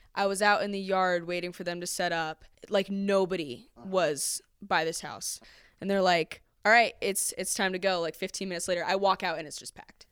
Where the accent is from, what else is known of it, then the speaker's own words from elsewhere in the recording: Akron, Ohio, United States; I grew up in Highland Square